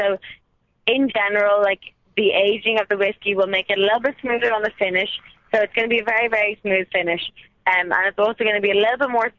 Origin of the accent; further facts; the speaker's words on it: Dublin, Leinster, Ireland; moved away as an adult; I'm from Dublin. I was born and raised, got hired in Dublin, and then got sent out here for a year